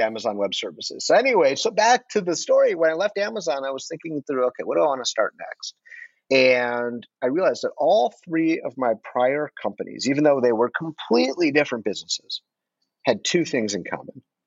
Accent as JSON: {"language": "English", "town": "Detroit", "region": "Michigan", "country": "United States", "tie": "born or raised there", "moved": "yes", "said": "I am from Detroit originally"}